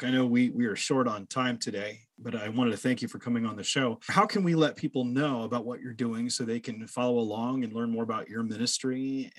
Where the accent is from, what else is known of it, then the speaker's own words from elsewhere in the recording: Illinois, United States; I grew up with Amish people. So yeah, I'm not Amish, but I grew up in Illinois, where Illinois actually has its own Amish community. We had 5,000 Amish. So I went to school with Amish kids.